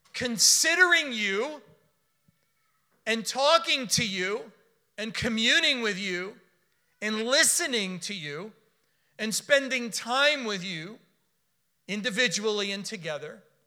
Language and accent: English; Miami, Florida, United States; I was born in Miami. I was raised in South Florida.